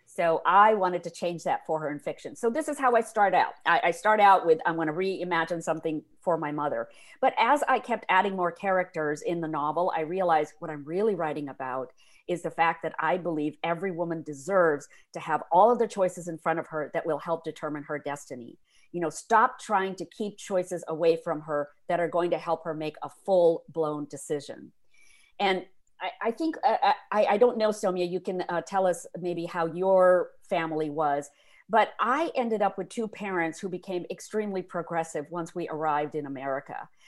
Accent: India; moved away; I grew up in India in the fifties and sixties

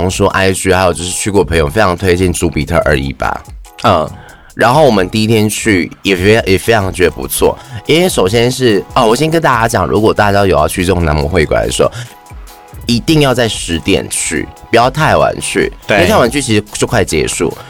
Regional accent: Thailand; 对啊，我就是泰国人。

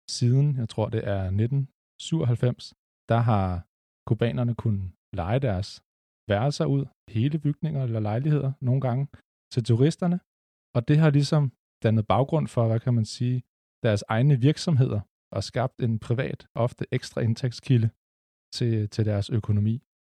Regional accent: Lyngby, Capital Region of Denmark, Denmark; jeg er vokset op i Lyngby, sådan lige på grænsen mellem Storkøbenhavn og Nordsjælland.

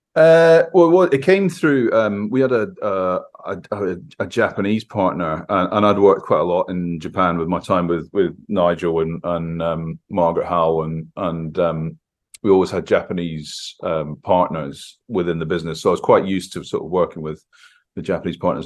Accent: Scotland, United Kingdom; growing up in Scotland

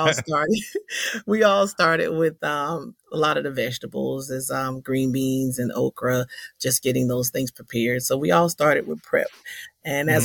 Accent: Charleston, South Carolina, United States; also born or lived in Johns Island, South Carolina; Born and raised right here in Charleston, South Carolina on James Island

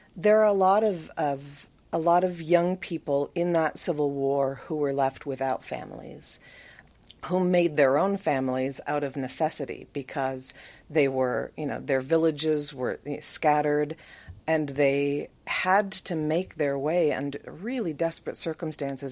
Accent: Minnesota, United States; moved away; I was born in Minnesota.

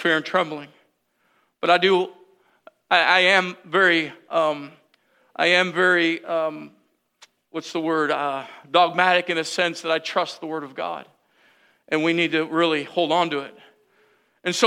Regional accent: United States; I'm American

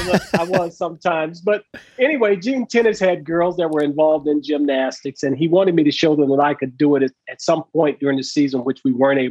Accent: Southern California, United States; I grew up in Southern California

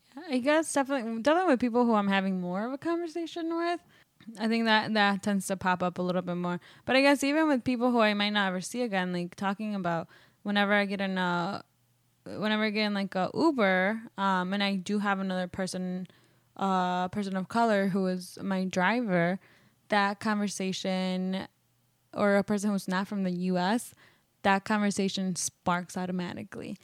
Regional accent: Wisconsin, United States; moved away; also born or lived in Mexico; I was born in Mexico, um, and I actually was, like, grew up in, in Wisconsin

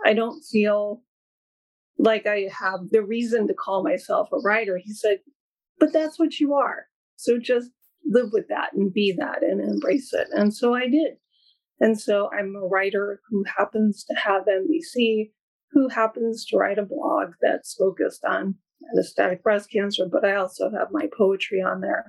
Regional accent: East Coast, United States; moved away as an adult; now in California, United States; I live in California and I've lived out here, oh gosh, 17 years now. I can't believe it, but I'm from the East Coast originally

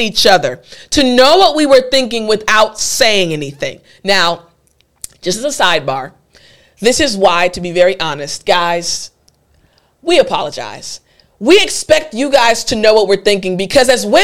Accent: United States; I'm an American

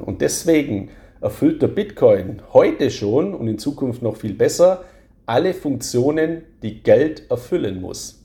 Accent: Swabia, Baden-Württemberg, Germany; accent: Swabian; Ich bin ja ein Schwabe, hört man ja auch in meiner Stimme

